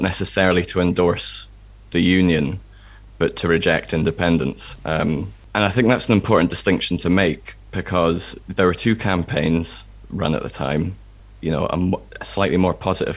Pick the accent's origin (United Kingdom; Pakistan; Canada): United Kingdom; England; now in Scotland, United Kingdom; I was born in England. My dad's English. I grew up in England